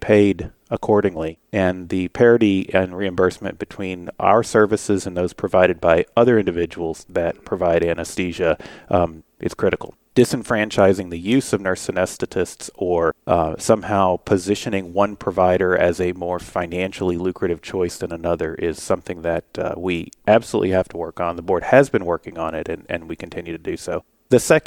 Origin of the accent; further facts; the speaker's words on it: Fort Worth, Texas, United States; I'm from Fort Worth, Texas